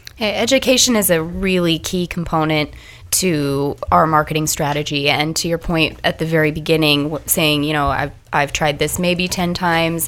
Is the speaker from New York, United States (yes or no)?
no; Nebraska, United States; I am from Nebraska, very conservative place